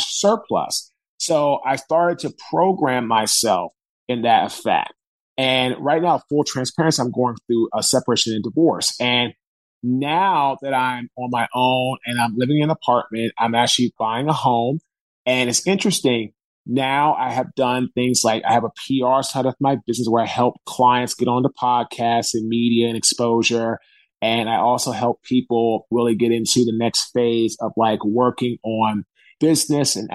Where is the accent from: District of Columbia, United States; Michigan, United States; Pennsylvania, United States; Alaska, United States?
District of Columbia, United States; Washington; now in Raleigh, United States; I'm from Washington, D.C. I live now in Raleigh, North